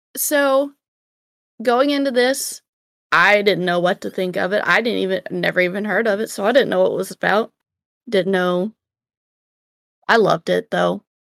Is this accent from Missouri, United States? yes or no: no; Georgia, United States; moved away; also born or lived in Tennessee; I'm from Georgia, and when we moved to Tennessee